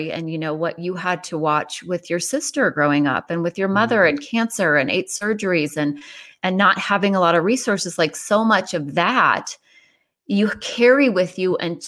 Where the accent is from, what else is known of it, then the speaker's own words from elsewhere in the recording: Ireland; I'm Irish, so you're good.